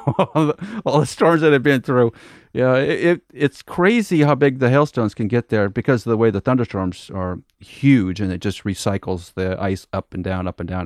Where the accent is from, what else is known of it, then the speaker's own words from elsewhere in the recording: Nebraska, United States; moved away; also born or lived in Wichita, Kansas; we grew up in Nebraska, lived in Wichita, Kansas for a number of years